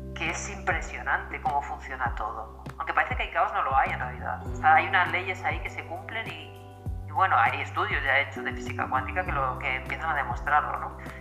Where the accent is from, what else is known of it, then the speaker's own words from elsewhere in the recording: Madrid, Community of Madrid, Spain; also born or lived in Alicante, Valencian Community; now in Galicia, Spain; nací en Madrid, he vivido siempre en España, sí que es cierto que he vivido en diferentes lugares.